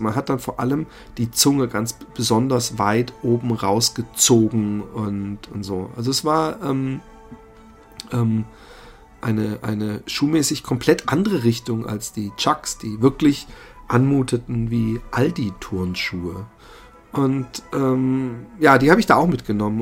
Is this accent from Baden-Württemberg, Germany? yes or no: yes; Busenbach, Baden-Württemberg, Germany; in äh, Busenbach, da wo ich aufgewachsen bin